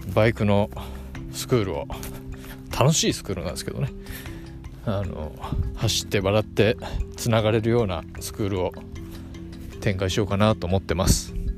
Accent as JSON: {"language": "Japanese", "region": "Hiroshima", "country": "Japan", "tie": "born or raised there", "moved": "yes", "lives_now": "Tokyo, Japan", "said": "まあ出身が広島なんですけど、広島の田舎から上京してきて"}